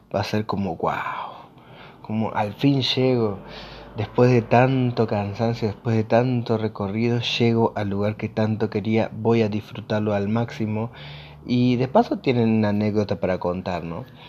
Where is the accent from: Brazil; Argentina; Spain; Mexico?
Argentina; yo soy de Argentina específicamente